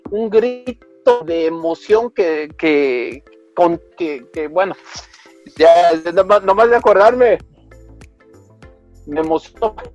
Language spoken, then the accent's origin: Spanish; Mexico City, Mexico; born there; now in Guadalajara, Mexico; yo nací en Ciudad de México y te repito, en el año de centenario pues fuimos a todos los juegos